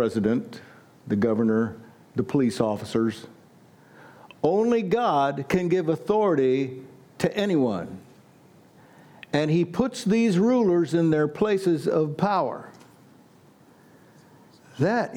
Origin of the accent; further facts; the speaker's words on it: Butler, United States; I was born and raised in Butler. That's east of us